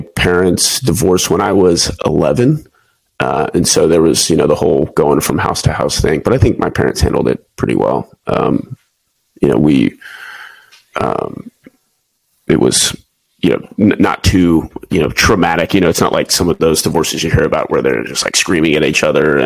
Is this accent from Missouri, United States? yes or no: no; Houston, Texas, United States; moved away as an adult; also born or lived in Waco, Texas / Pensacola, Florida / Lemoore, California / Japan; now in San Diego, United States; I'm originally from Houston, Texas.